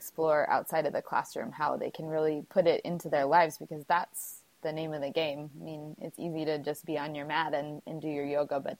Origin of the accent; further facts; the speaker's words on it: San Diego, California, United States; I'm from San Diego